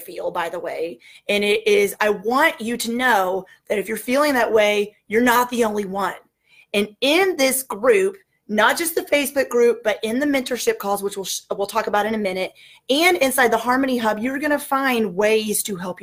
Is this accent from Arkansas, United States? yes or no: yes; Northwest Arkansas, United States; I am from Northwest Arkansas